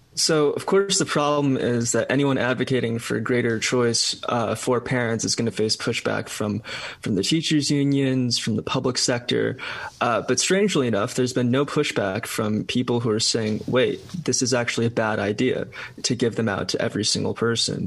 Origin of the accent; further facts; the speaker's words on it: California, United States; my home state of California